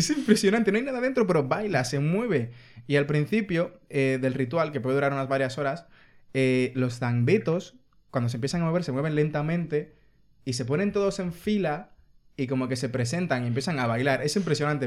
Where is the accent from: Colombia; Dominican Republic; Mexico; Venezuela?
Dominican Republic; now in Spain; La gente de República Dominicana somos dominicanos, no republicanos